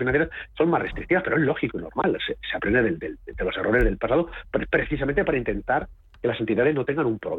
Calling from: Cádiz, Andalusia, Spain; Buenas tardes … de Cádiz para el consultorio de fondos de cierre de mercados

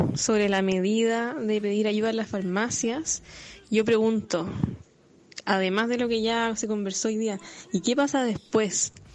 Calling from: Viña del Mar, Valparaíso, Chile; Saludos desde Viña.

